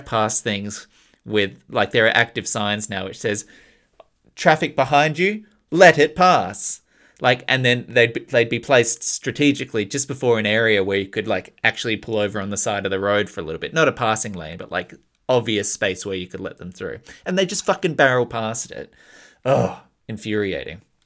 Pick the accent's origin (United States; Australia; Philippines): Australia; an Australian citizen